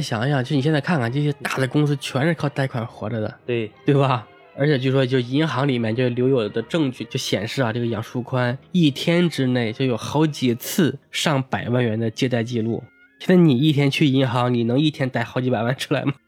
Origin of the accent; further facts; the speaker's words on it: Tangshan, Hebei, China; moved away; 在我们老家唐山啊